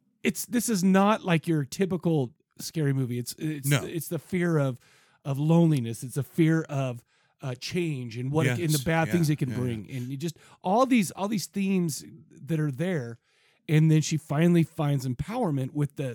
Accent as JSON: {"language": "English", "town": "San Diego", "region": "California", "country": "United States", "tie": "born or raised there", "said": "I remember as a kid, I grew up in San Diego for a few years, right?"}